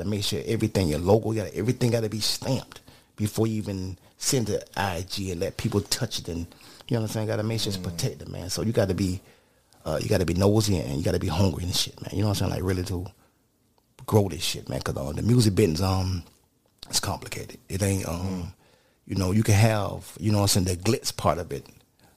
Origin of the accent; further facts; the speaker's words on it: Opa-locka, Florida, United States; I'm from the Bab in Opa-locka